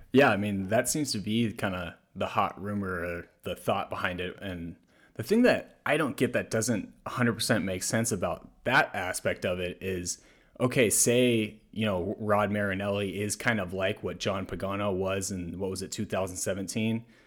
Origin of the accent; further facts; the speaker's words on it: the South, United States; I'm also from the South